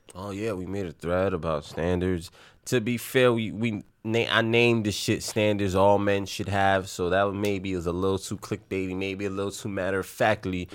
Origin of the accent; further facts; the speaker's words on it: New York City, New York, United States; we grew up in Little Italy, in the Bronx